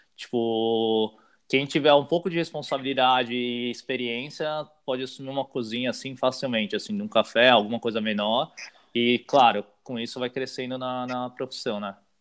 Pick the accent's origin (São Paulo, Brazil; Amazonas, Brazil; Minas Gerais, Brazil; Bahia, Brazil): São Paulo, Brazil; moved away as an adult; also born or lived in Sydney, Australia; now in Melbourne, Australia; Eu sou de São Paulo, né? Uh, morei minha vida inteira em São Paulo.